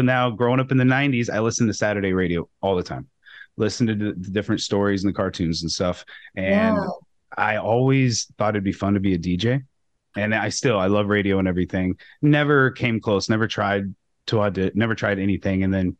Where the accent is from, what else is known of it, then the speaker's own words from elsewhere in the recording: Colorado, United States; also born or lived in Wyoming; I'm from Wyoming and Colorado, grew up as a kid in Colorado and also Wyoming. Okay. So I'm no stranger to snow.